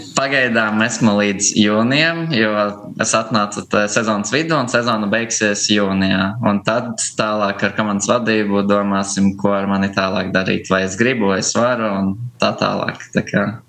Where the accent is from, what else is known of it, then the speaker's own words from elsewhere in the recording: Preiļi, Latgale, Latvia; moved away as an adult; also born or lived in Riga; now in Hohenstein-Ernstthal, Germany; pats esmu no Prēļiem. Un visu jaunību līdz gimnāzijas 12. klasē praktiski par Prēļiem esmu dzīvojis